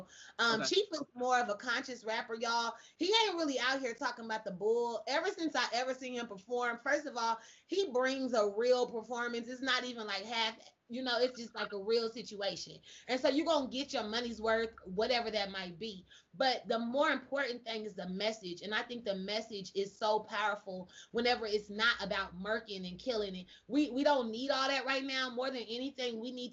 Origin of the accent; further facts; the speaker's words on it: Kansas City, United States; I'm from Kansas City too